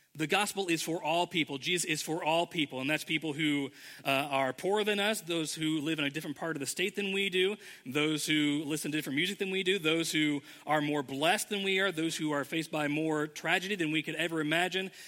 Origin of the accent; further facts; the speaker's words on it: Indianapolis, Indiana, United States; moved away as an adult; now in Ohio, United States; we we're both from Indianapolis. Our homes were there